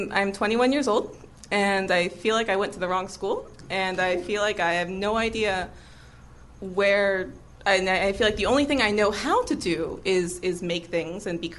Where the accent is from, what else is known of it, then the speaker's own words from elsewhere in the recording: Orlando, Florida, United States; also born or lived in Baltimore; I'm from Orlando, Florida